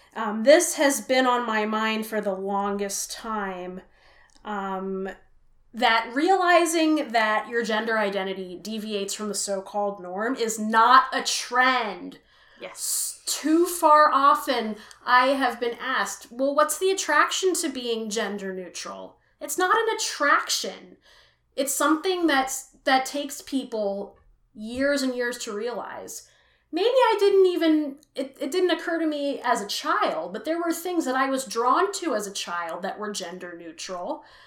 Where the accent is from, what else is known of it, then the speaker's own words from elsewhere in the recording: Richmond, California, United States; also born or lived in Philadelphia area, Pennsylvania; now in Philadelphia, United States; I grew up in Richmond, California, and my family moved to the Philly area um, 20 years ago